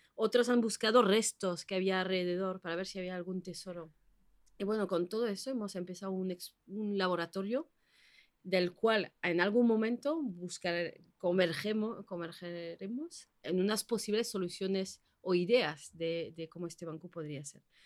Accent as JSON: {"language": "Spanish", "area": "French Basque Country", "region": "Nouvelle-Aquitaine", "country": "France", "moved": "as an adult", "lives_now": "Bilbao, Spain", "said": "llevo 15 años aquí en Bilbao, soy del País Vasco francés"}